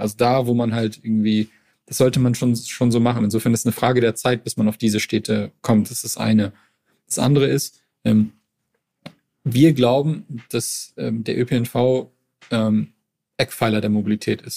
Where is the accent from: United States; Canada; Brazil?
Canada; Montreal, Quebec; now in Berlin, Germany; ich komm aus Montreal, also ist, eine, ist eine Großstadt